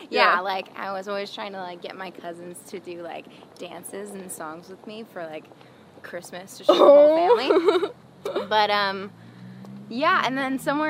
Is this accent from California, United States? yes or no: yes; San Jose, California, United States; I was born in San Jose